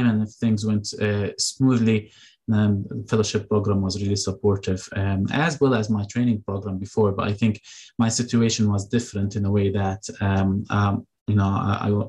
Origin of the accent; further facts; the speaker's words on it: Jordan; now in Michigan, United States; I'm from Jordan. So I go back to Jordan.